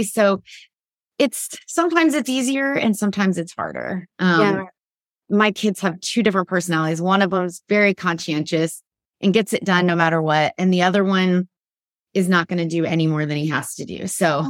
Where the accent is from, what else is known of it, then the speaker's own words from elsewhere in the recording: Midwest, United States; I grew up in the Midwest